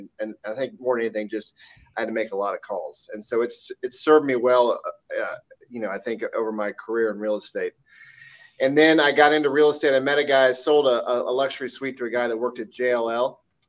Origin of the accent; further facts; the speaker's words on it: Wichita, Kansas, United States; moved away as an adult; also born or lived in Dallas, Texas; I am originally from Wichita, Kansas, went to University of Kansas for college, met my future wife there, and we moved down to Dallas for a few years